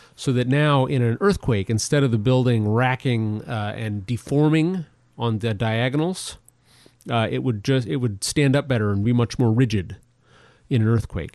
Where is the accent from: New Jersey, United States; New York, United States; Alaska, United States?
Alaska, United States; Anchorage; moved away as an adult; now in Juneau, United States; I was born and raised in Anchorage